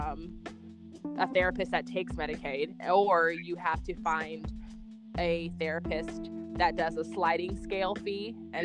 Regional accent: North Carolina, United States; North Carolina

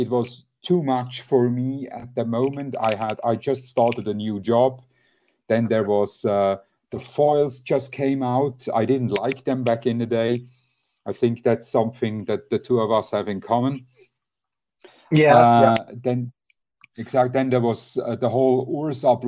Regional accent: Switzerland; I'm from Switzerland, 42 years old, married

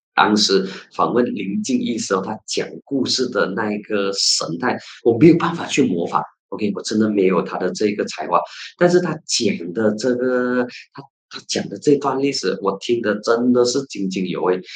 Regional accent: Penang, Malaysia; 我本身是来自槟城

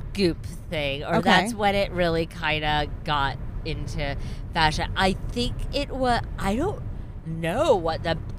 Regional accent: United States; also born or lived in New York City; I grew up in the New York media market, like right outside of New York City.

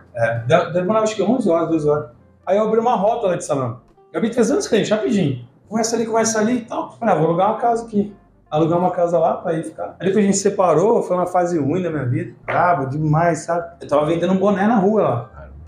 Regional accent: Ribeirão Preto, São Paulo, Brazil; moved away as an adult; also born or lived in Curitiba / Uberlândia / Piracicaba; Eu nasci em Ribeirão Preto e fui pra Curitiba

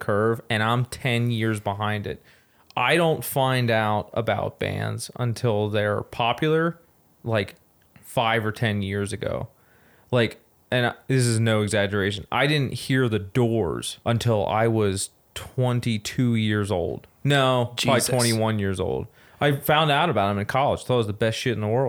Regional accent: outside Philadelphia, mountains of Pennsylvania near Scranton, United States; I grew up outside Philadelphia, and then I moved up into the mountains of Pennsylvania, and I lived there for a while

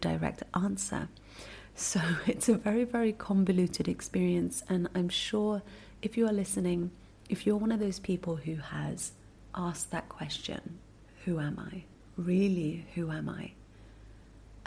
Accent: United Kingdom; also born or lived in Singapore; I spent most of my life in the UK because I went to boarding school there and went on to, go to university there and work there

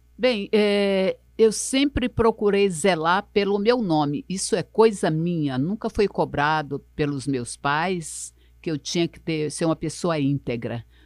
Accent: Rio Branco, Acre, Brazil; eu nasci, foi na perto do Papoca, ali na beira do rio, ali na, na, na Rua da Palha, no final da Benjamin Constant, de frente para a Cidade Nova, eu nasci ali

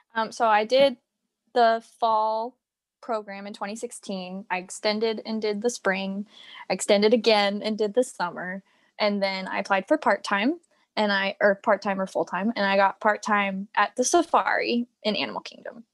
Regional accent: Virginia, United States; accent: American; moved away as an adult; also born or lived in Florida; I'm from Virginia, and then I moved to Florida

